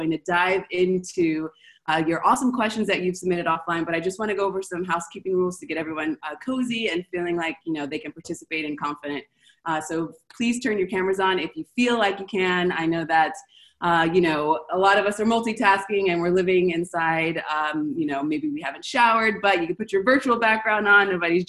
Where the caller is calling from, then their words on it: Argentina; So I'm calling from Argentina.